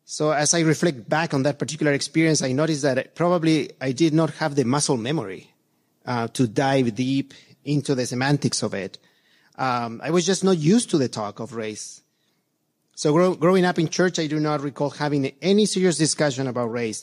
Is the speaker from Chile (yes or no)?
yes; Chile; moved away as an adult; now in United States; I was born and raised in Chile, and um, only later in life I came to the, the United States